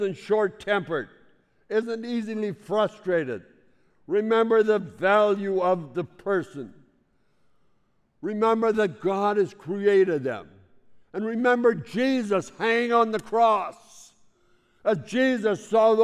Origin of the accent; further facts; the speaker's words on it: Saskatchewan, Canada; I grew up in Saskatchewan